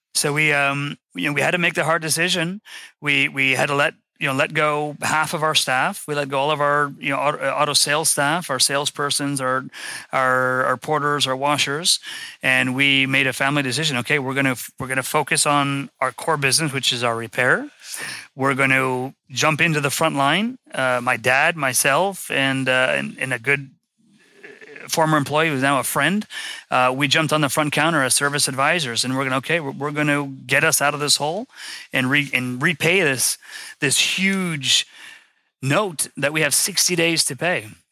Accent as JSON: {"language": "English", "town": "West Palm Beach", "region": "Florida", "country": "United States", "said": "I'm from West Palm Beach, Florida."}